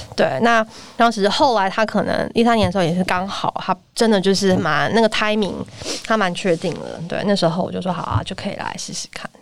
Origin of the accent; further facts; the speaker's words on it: Taiwan; moved away as an adult; 回到台湾来，然后创业